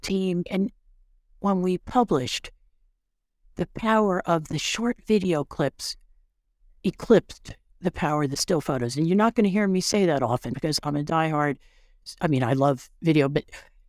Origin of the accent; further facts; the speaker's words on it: Bound Brook, New Jersey, United States; I grew up in Bound Brook